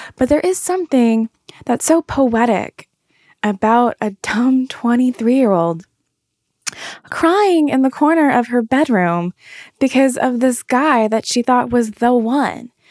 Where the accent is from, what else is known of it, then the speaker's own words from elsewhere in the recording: the South, United States; moved away as an adult; now in New York, United States; I'm from the South.